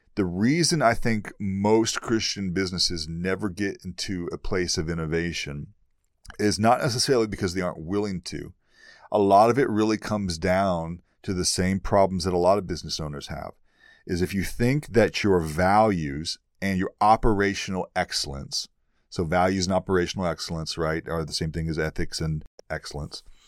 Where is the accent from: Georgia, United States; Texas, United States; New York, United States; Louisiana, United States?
Texas, United States; East; moved away; I'm from East Texas originally. I'm from the boondocks. I'm from the deep south.